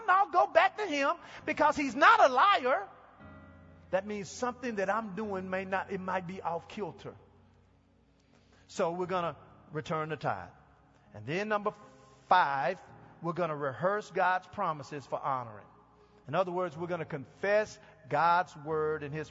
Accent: Texas, United States; moved away; I'm from Texas, and we use the phrase Mama Dem

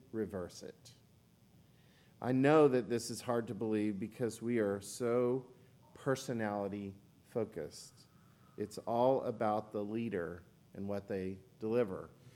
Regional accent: Oklahoma, United States; moved away; And I'm from Oklahoma

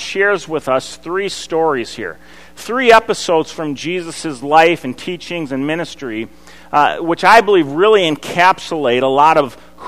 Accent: Eden Prairie, Minnesota, United States; I grew up in Eden Prairie going to Wooddale Church

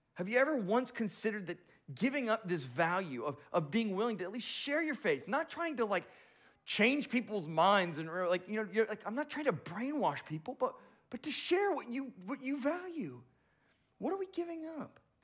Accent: Boca Raton, Florida, United States; moved away; I'm from the Boca Raton area

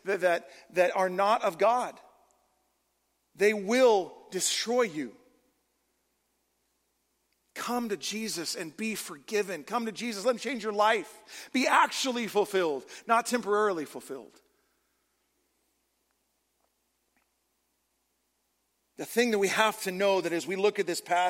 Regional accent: California, United States; moved away; also born or lived in Oregon; I'm originally from California.

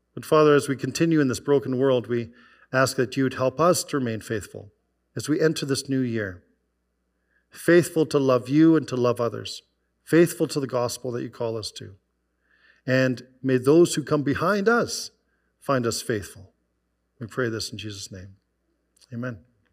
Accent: Okanagan Valley, British Columbia, Canada; also born or lived in White Rock, Canada; now in Calgary, Canada; I grew up in the Okanagan Valley

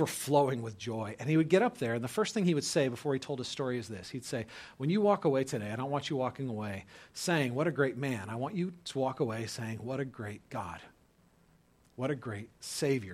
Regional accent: California, United States; moved away as an adult; also born or lived in Dubuque, Iowa; I was a skater from California going to college in Dubuque, Iowa

